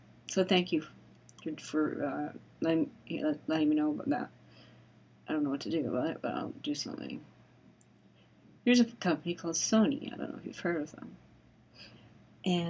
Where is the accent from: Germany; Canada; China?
Canada; I'm Canadian